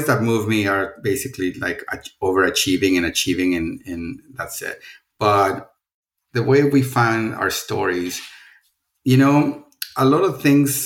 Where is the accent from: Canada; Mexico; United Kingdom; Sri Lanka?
Mexico; Mexico City; English is a second language; moved away; I'm originally from Mexico City, and I grew up in a tiny suburb outside of the big city.